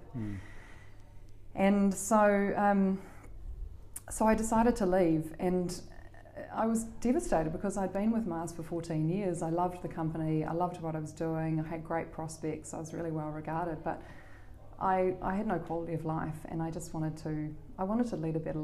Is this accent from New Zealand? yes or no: yes; Auckland, New Zealand; also born or lived in Canterbury / Canada / London / Sydney; I grew up here in Auckland